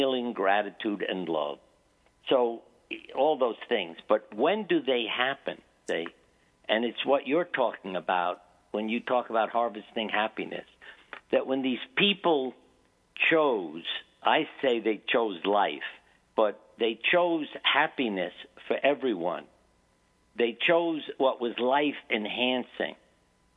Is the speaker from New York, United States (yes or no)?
yes; New York, United States; moved away; I grew up in New York